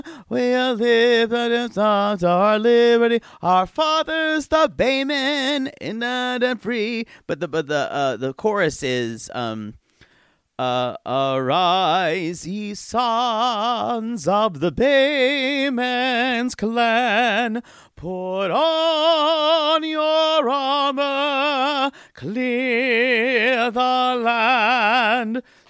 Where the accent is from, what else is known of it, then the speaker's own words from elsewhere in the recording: Grand Rapids, Michigan, United States; I'm from Grand Rapids, Michigan, and I have a 27-year-old fiancé from Ladyville, Belize.